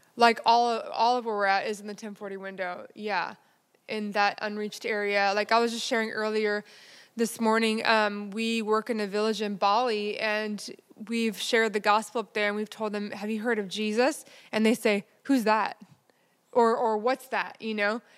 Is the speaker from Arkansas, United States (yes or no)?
no; Texas, United States; my hometown in Texas